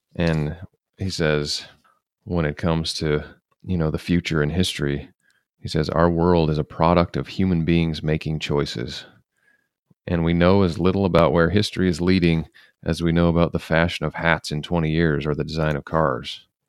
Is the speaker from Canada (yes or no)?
no; United States; as American conservatives